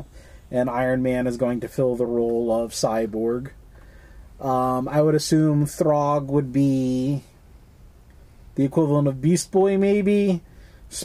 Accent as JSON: {"language": "English", "town": "Moosup", "region": "Connecticut", "country": "United States", "tie": "born or raised there", "said": "When I was growing up, obviously I grew up in Connecticut, and there was this drugstore in Moosup"}